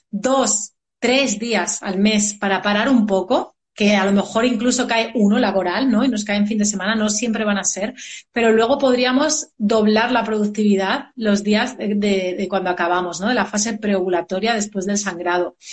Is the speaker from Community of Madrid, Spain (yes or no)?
yes; Madrid, Community of Madrid, Spain; yo soy de Madrid, yo soy de aquí, de España.